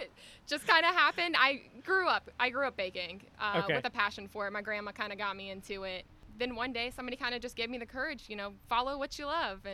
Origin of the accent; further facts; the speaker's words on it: Georgia, United States; I grew up right in Nacula.